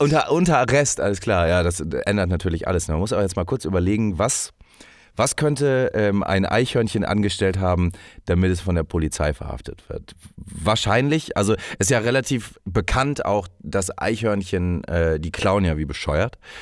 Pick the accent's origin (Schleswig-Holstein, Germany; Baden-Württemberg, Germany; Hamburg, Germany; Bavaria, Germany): Hamburg, Germany; moved away; dass ich aus der großen Stadt Hamburg komme